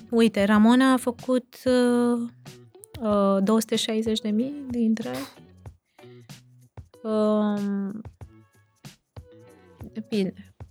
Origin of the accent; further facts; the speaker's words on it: Brașov, Brașov County, Romania; noi suntem din Brașov și am bătut pariu cu soțul meu că e, nu e în Brașov și e filmat în altă parte